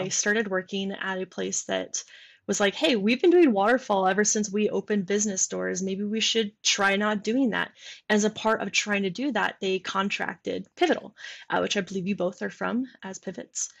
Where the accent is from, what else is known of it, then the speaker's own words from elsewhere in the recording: Michigan, United States; moved away; I'm from Michigan